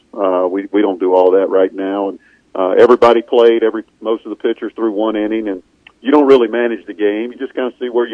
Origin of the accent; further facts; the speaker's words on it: Mississippi, United States; I kind of went against the grain growing up in Mississippi